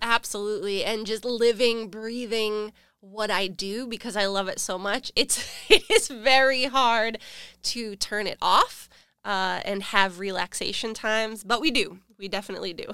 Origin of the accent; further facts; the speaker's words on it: Rochester, New Hampshire, United States; moved away as an adult; now in South Florida, United States; I was born and raised in Rochester, New Hampshire